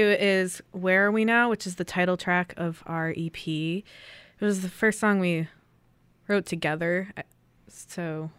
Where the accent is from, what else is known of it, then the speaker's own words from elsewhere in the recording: Newfane, New York, United States; moved away as an adult; now in Buffalo, United States; We are cousins from Newfane, New York. And we live in Buffalo now